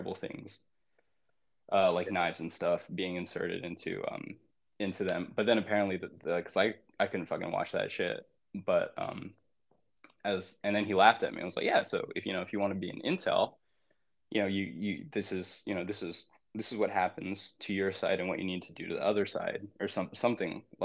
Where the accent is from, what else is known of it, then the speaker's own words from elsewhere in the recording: United States; as an American, I don't condone